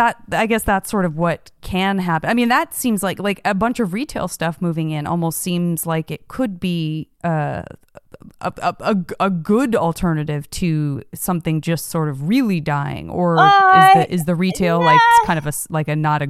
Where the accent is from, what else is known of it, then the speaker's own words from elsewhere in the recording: Tucson, Arizona, United States; moved away as an adult; also born or lived in San Francisco; now in Los Angeles, United States; while I did leave Tucson, Arizona, where I'm from, mm-hmm. went to a small college in Arizona, then left that for the quote unquote big city of San Francisco, and then left that for Los Angeles